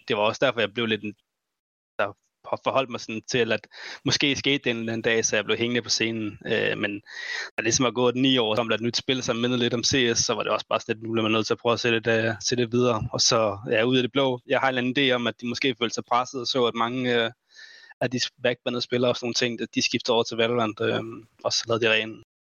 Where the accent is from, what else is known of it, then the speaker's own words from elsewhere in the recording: Denmark; vi er fire danskere